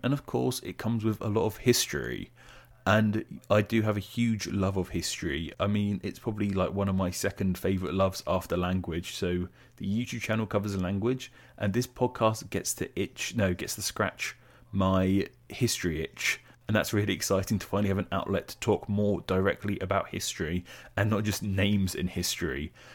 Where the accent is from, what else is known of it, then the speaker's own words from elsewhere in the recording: England, United Kingdom; as English people, we're obsessed with the weather